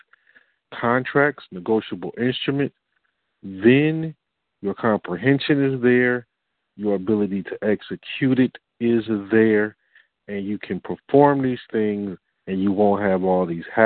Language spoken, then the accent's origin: English; Detroit, Michigan, United States; I'm from Detroit